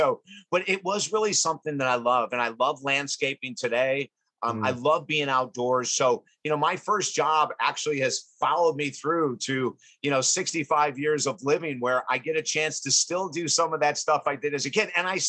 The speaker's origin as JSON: {"language": "English", "town": "Syracuse", "region": "New York", "country": "United States", "tie": "born or raised there", "said": "I was raised in Syracuse, New York."}